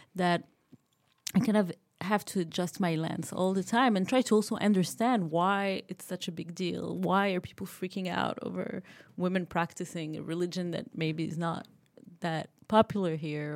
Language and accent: English; Morocco; moved away as an adult; also born or lived in United States; now in France; I grew up in Morocco. I went to school in the U S